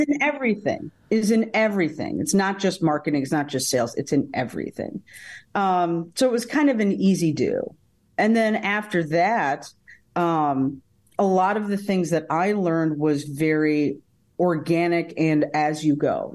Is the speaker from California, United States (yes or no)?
no; Davenport, Iowa, United States; also born or lived in Tucson, Arizona; I was born in Tucson, Arizona, uh, but I got shipped here to Davenport, Iowa, uh, shortly thereafter